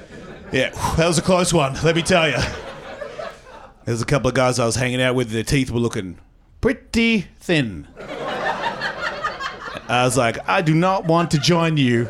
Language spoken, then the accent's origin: English; Australia; But I'm Australian, so I don't really count myself as white.